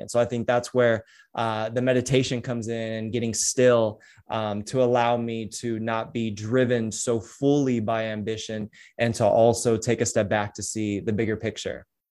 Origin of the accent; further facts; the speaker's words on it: San Diego, California, United States; also born or lived in Huntington Beach; I'm from San Diego